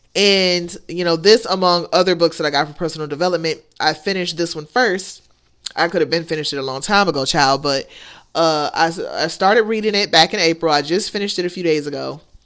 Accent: United States; I'm American

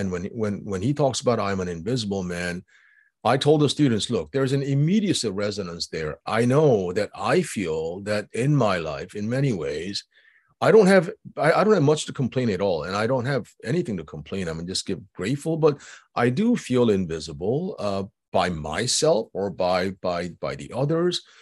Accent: United States; I'm Asian, I'm Korean American

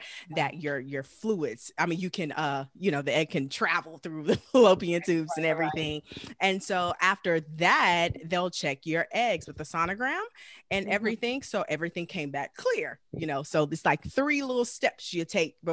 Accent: Galveston, Texas, United States; moved away as an adult; now in Los Angeles, United States; I'm originally from Galveston, Texas, and I moved to Los Angeles after graduating from college

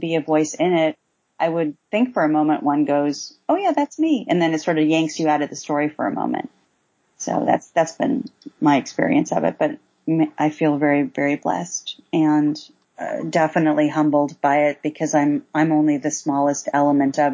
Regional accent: East Coast, United States; moved away; I was raised on the East Coast

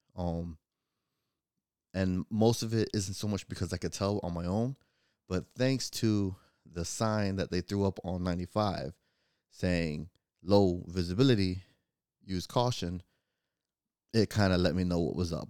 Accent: Florida, United States; I'm from Florida

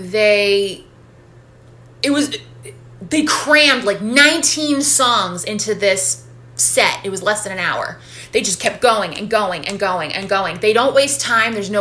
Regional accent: Worcester, Massachusetts, United States; moved away; in my hometown

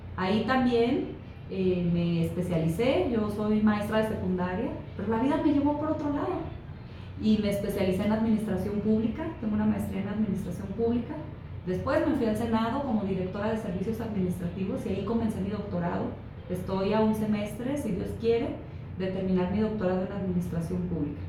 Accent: Fresnillo, Zacatecas, Mexico; Fresnillo, de donde yo soy

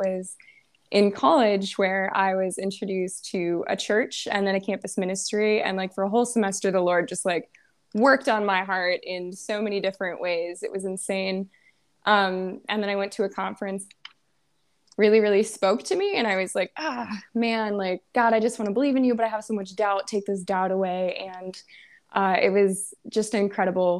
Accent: Ashley, North Dakota, United States; I am from Ashley, North Dakota, which is like a small town, population like 700

